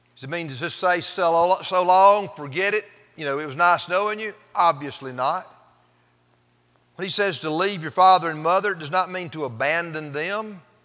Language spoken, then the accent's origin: English; Pendleton, South Carolina, United States; moved away as an adult; also born or lived in Fort Worth, Texas; I was from Pendleton